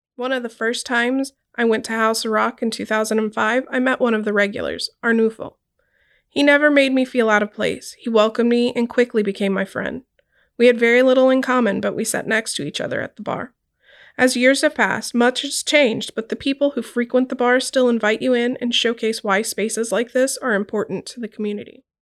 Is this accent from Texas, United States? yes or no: yes; Corpus Christi, Texas, United States; Growing up in Corpus Christi, a small city in South Texas on the Gulf of Mexico